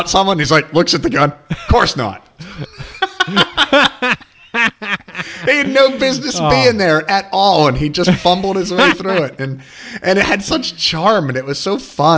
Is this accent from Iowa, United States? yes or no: no; Hillsdale, Pennsylvania, United States; growing up in Hillsdale, Pennsylvania